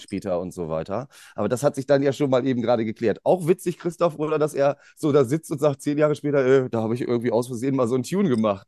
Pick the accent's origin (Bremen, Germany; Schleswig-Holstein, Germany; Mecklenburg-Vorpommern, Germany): Bremen, Germany; bei uns in Bremen